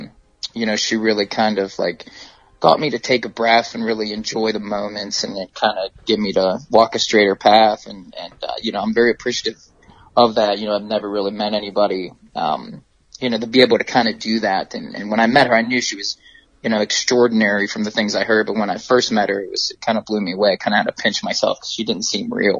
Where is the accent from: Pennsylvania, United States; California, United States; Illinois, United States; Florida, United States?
Pennsylvania, United States; Pittsburgh; I'm from Pittsburgh